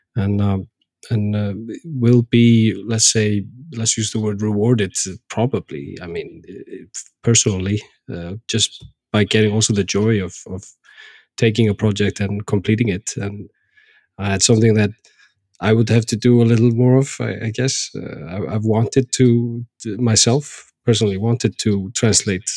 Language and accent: English; Iceland; we Icelanders